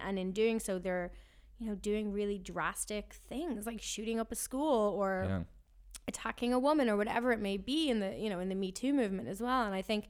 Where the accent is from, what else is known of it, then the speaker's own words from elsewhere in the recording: Ireland; And for me, like growing up in Ireland, you know, we're a neutral country. We don't go to war.